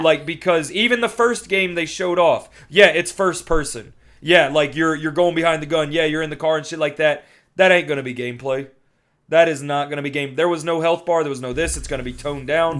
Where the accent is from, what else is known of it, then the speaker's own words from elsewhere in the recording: Louisiana, United States; I was raised in Louisiana